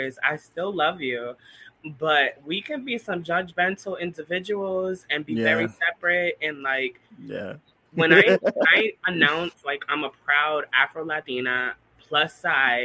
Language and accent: English; Bridgeport, Connecticut, United States; I was born and raised in Bridgeport, Connecticut.